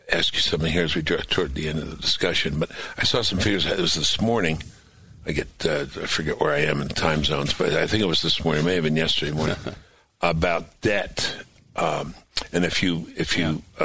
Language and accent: English; New York City, New York, United States; moved away; I grew up in New York